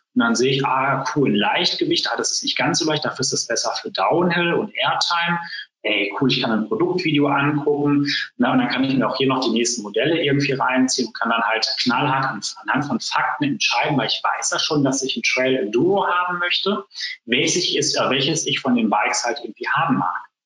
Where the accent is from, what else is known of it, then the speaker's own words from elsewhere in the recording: Essen, North Rhine-Westphalia, Germany; bei uns in Essen